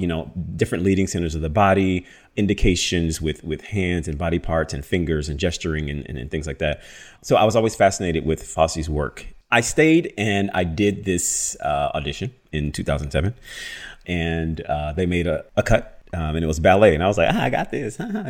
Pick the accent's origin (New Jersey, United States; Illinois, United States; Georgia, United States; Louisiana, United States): Louisiana, United States; Baton Rouge; moved away; I remember being in New York living. I moved there from Louisiana, which is